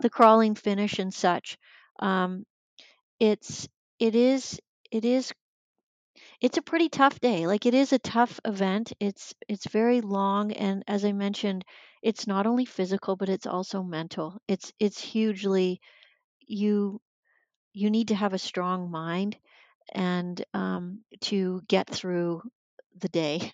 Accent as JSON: {"language": "English", "town": "Sarnia", "region": "Ontario", "country": "Canada", "tie": "born or raised there", "said": "I grew up in Sarnia, Ontario"}